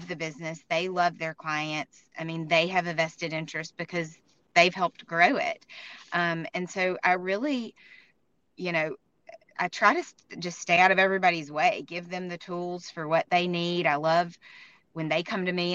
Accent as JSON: {"language": "English", "town": "Tuscaloosa", "region": "Alabama", "country": "United States", "tie": "born or raised there", "also_born_or_lived": "Birmingham, Alabama", "moved": "as an adult", "said": "I'm from Tuscaloosa, first of all, grew up here and stayed here for school"}